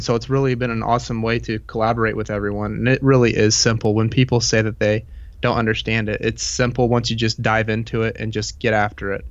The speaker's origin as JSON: {"language": "English", "region": "Indiana", "country": "United States", "tie": "born or raised there", "said": "I was born in Indiana and I've lived here my whole life"}